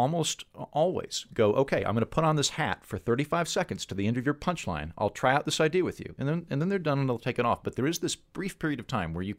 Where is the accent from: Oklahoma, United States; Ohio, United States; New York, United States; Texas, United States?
Oklahoma, United States; I grew up in Oklahoma in the 80s, which is basically like the 50s for anyone else.